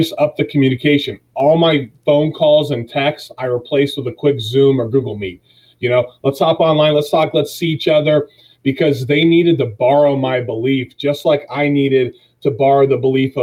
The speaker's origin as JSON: {"language": "English", "town": "Dennison", "region": "Ohio", "country": "United States", "tie": "born or raised there", "said": "So, I was born and raised in Denison, Ohio, a 922er."}